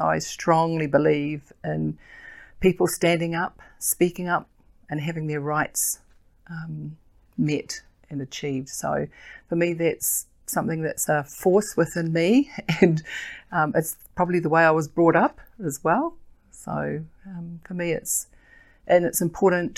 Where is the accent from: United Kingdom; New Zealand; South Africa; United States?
New Zealand; Auckland; also born or lived in Kaitaia, Northland; I grew up in Auckland, in South Auckland